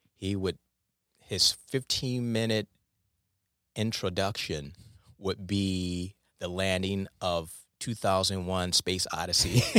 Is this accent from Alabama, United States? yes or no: no; Detroit, Michigan, United States; I grew up in Detroit